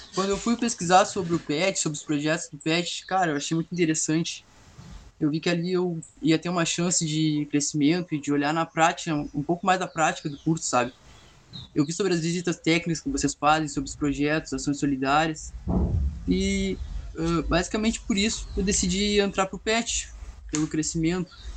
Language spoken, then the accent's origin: Portuguese; Pelotas, Rio Grande do Sul, Brazil; Eu sou de Pelotas, eu tenho 19 anos